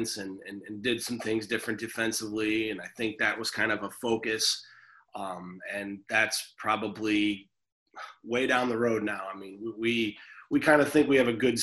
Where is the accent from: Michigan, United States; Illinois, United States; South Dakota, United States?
Illinois, United States; Metamora; I grew up in Metamora